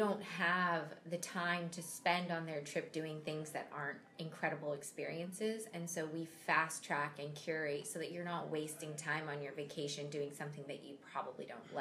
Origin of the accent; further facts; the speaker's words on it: Seattle, Washington, United States; I'm for sure a Seattle baby. But then I grew up on the east side, mm-hmm. and now live back in Seattle.